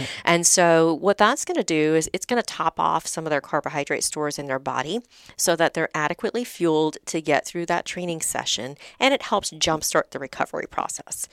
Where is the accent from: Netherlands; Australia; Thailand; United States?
United States; the South; I'm from the South. My dad had a shrimp boat, so I grew up on lots of fried foods